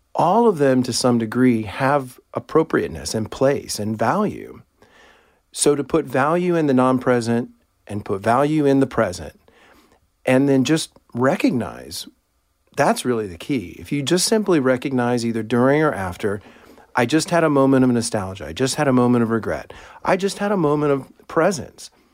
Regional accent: Houston, Texas, United States; I, um, grew up in Clear Lake, Texas, which is part of Houston

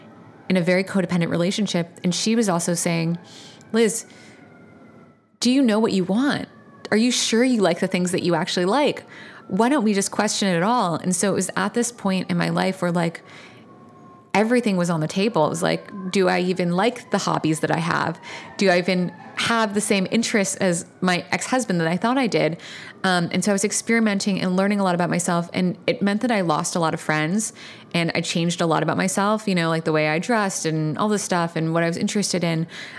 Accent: Virginia, United States; I grew up in Virginia, in Northern Virginia. I was raised by a single mom, and she was an immigrant from Vietnam.

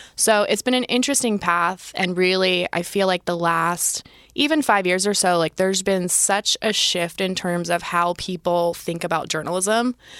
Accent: Youngstown, Ohio, United States; moved away as an adult; also born or lived in Sydney, Australia; I grew up in Northeast Ohio, Youngstown, middle of nowhere

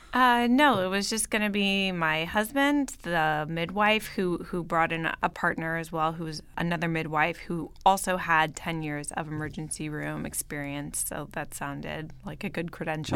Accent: Bay Area, Northern California, United States; moved away as an adult; also born or lived in Paris / New York; now in Los Angeles, United States; I grew up in Northern California, in the Bay Area

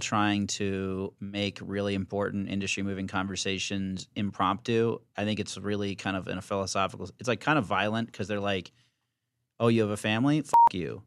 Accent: Virginia, United States; now in New York, United States; I'm from Virginia

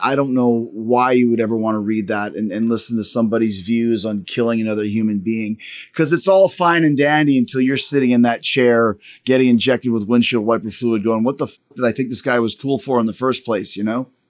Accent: Canada; I'm Canadian

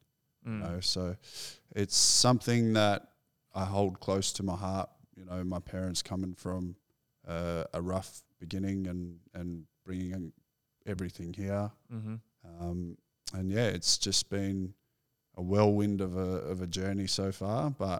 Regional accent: McKinnon, Victoria, Australia; So, yeah, I grew up in McKinnon, like Bentley area.

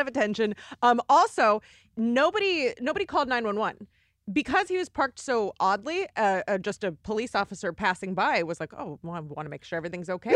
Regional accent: Arizona, United States; also born or lived in Los Angeles, California; I uh, spent most of my life there but I, w- I was not born there.

